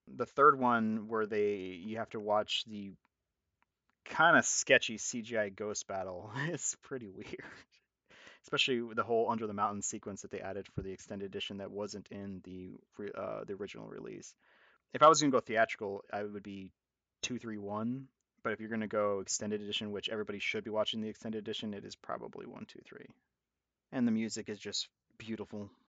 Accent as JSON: {"language": "English", "town": "Corpus Christi", "region": "Texas", "country": "United States", "tie": "born or raised there", "said": "growing up in Corpus Christi, Texas"}